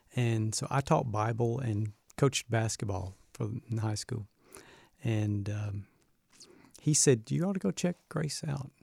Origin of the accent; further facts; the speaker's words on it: Birmingham, Alabama, United States; moved away; I grew up in a Southern Baptist home, and so I'm originally from Birmingham, Alabama